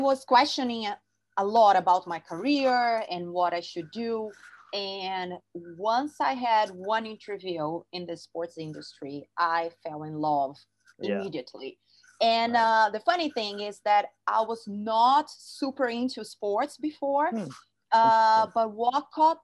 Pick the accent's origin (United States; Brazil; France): Brazil; Rio de Janeiro; I'm from Rio, Brazil. And I was there in my city